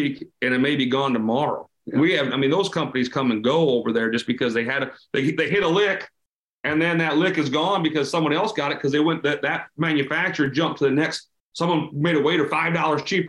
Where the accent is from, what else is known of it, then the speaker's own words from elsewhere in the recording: South Dakota, United States; I was born and raised in South Dakota, right? I'm a farm kid here.